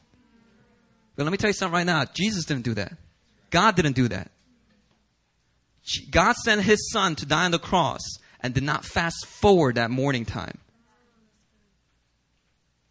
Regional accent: United States; as an American citizen, I'm praying for America.

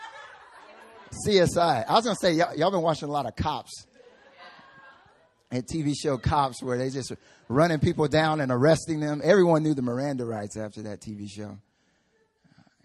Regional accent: North Carolina, United States; now in South Korea; when I went back home

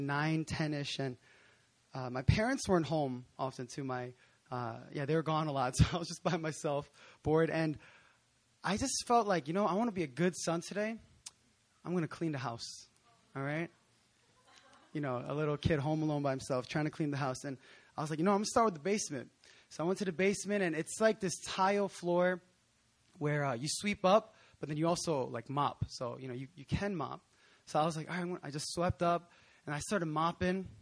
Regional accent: Philadelphia, Pennsylvania, United States; moved away as an adult; also born or lived in New Jersey; now in South Korea; I grew up in Philadelphia in Pennsylvania in the States

